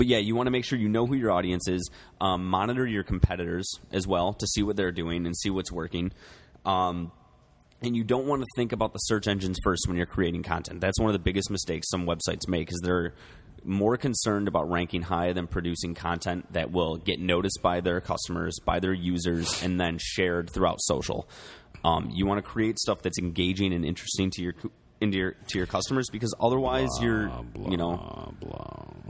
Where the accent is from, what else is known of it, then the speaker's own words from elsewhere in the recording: United States; We're American